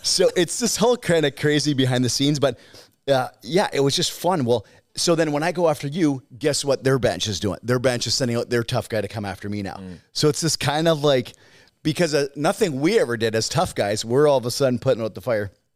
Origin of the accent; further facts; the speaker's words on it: Saskatchewan, Canada; I'm from Saskatchewan